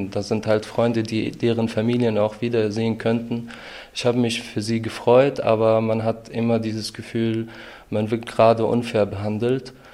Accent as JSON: {"language": "German", "town": "Bonn", "region": "North Rhine-Westphalia", "country": "Germany", "lives_now": "Aachen, Germany", "said": "weil ich komme eigentlich aus Bonn und hätte ich da den Antrag gestellt, dann wäre ich schon längst fertig gewesen. Und nur weil ich zum Studieren nach Aachen kommen musste"}